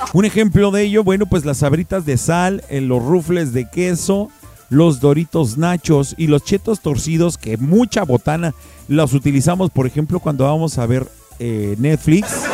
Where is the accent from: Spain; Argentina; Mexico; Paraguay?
Mexico; de nosotros como mexicanos